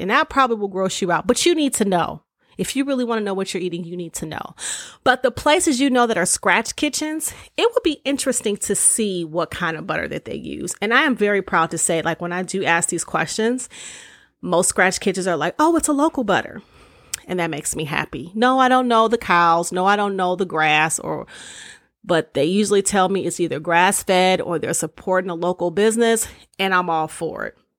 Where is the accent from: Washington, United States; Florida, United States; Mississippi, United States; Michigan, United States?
Michigan, United States; Detroit; growing up in Detroit